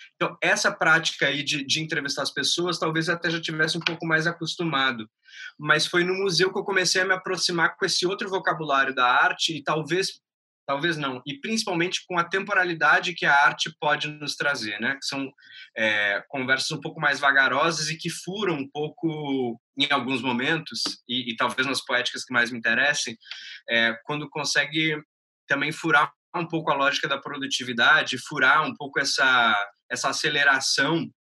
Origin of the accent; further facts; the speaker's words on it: Porto Alegre, Rio Grande do Sul, Brazil; moved away as an adult; now in Rio de Janeiro, Brazil; sou gaúcho, nascido em Porto Alegre em 1990, moro já há quase seis anos no Rio de Janeiro